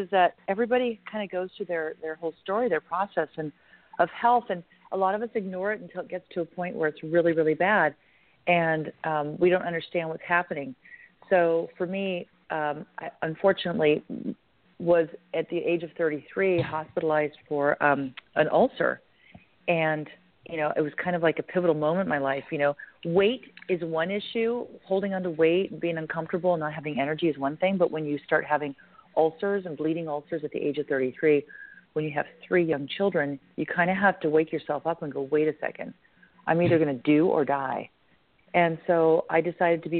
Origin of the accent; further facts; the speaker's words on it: California, United States; I'm from California. From California